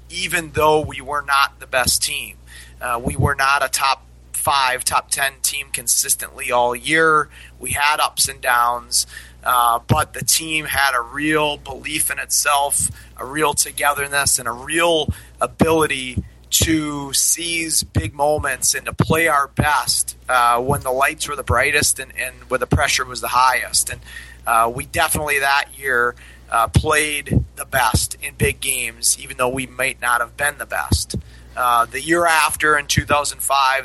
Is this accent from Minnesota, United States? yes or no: yes; Minnesota, United States; moved away as an adult; also born or lived in Denver; now in Troy, United States; I grew up in Minnesota.